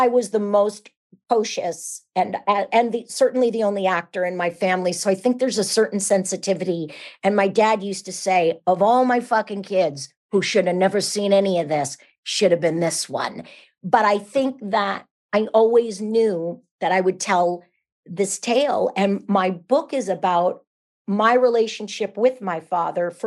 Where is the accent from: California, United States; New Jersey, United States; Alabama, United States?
California, United States; San Jose; I'm from San Jose, California